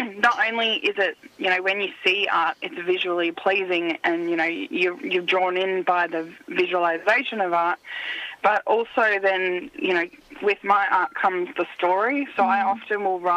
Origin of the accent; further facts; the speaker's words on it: Shepparton, Victoria, Australia; I was born in Kanigupna, which means a place where the big fish are caught, and it's also known as Shepparton